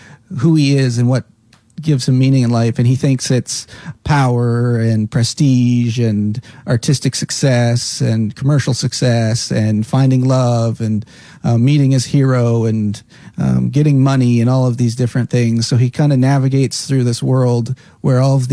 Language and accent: English; Caroline, Alberta, Canada; now in Cape Breton, Canada; growing up there was wonderful. Grew up on a farm just outside the village